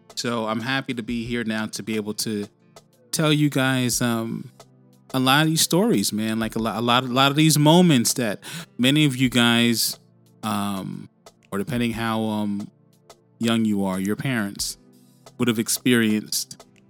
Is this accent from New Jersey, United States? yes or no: no; New York City, New York, United States; also born or lived in Bronx, New York City; now in Sydney, Australia; spent my time, my childhood years, primarily, well, in between like the Bronx and Harlem, but mainly, uh, you know, in in uh, Harlem